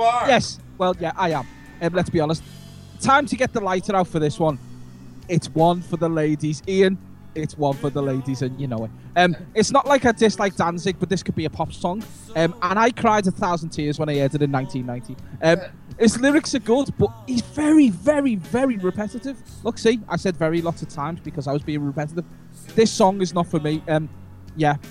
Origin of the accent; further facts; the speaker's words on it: Liverpool, North West England, United Kingdom; I'm from Liverpool